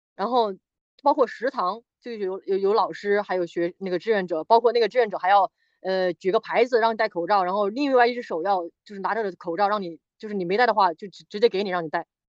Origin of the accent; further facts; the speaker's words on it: China; 我们中国人